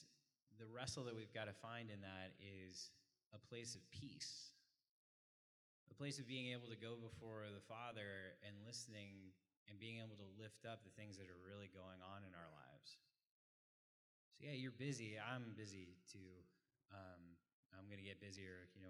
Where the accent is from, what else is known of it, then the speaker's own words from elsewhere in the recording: Frisco, Texas, United States; I grew up in Frisco. I've seen Frisco change